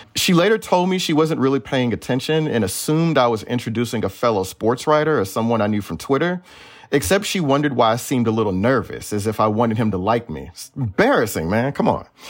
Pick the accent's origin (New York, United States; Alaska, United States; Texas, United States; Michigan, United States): Texas, United States; Houston; also born or lived in Missouri City, Texas; now in Bay Area, United States; I'm also from Houston